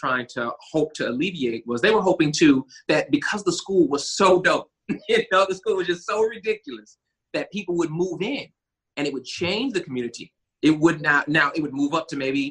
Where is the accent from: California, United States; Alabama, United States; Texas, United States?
Alabama, United States; Huntsville; I was born, mostly raised here in Huntsville, Alabama